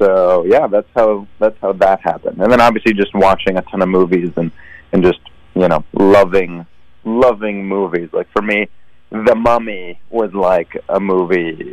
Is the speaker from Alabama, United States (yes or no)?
no; Sunnyvale, California, United States; moved away; also born or lived in Israel; I grew up in the Bay Area. So I mean, I I was born and and raised in Israel till I was nine, but then I I moved to the states. So um, I did you know middle school, high school in the Bay Area. I'm from Sunnyvale.